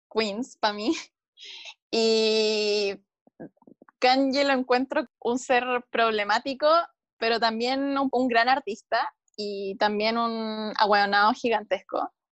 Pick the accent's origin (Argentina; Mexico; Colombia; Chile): Chile; Acá, en Chile me pasa mucho.